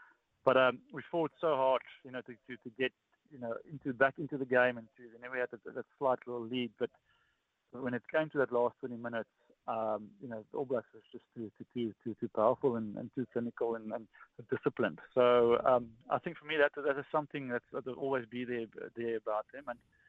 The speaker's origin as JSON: {"language": "English", "country": "South Africa", "said": "As a South African, when you're born and when you grow up, you know, your dad, when you go to your first scan, he'll ask"}